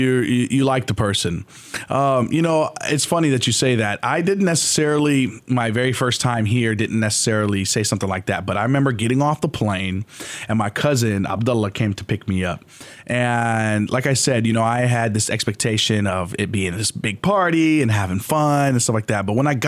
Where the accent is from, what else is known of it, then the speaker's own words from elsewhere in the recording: Jordan; moved away as an adult; now in Dallas, United States; when I came from Jordan back in 2005, I experienced the same thing.